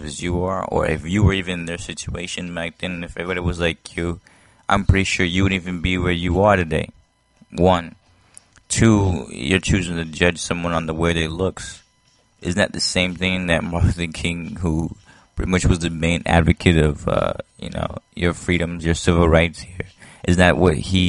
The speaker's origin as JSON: {"language": "English", "country": "Haiti", "tie": "born or raised there", "moved": "yes", "said": "I was born in Haiti"}